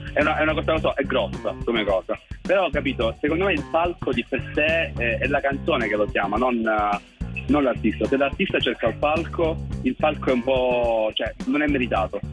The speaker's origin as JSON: {"language": "Italian", "town": "Cosenza", "region": "Calabria", "country": "Italy", "tie": "born or raised there", "said": "vengo da Cosenza, nato a Cosenza"}